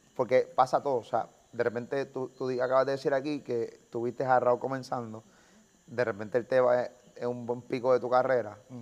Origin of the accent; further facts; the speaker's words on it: Carolina, Puerto Rico; soy de los pendejos de Carolina